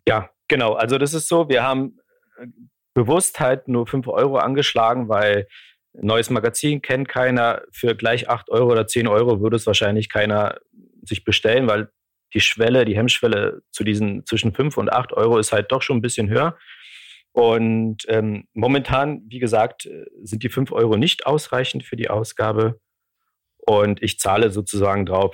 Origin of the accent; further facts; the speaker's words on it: Poland; moved away; weil ich aus Polen komme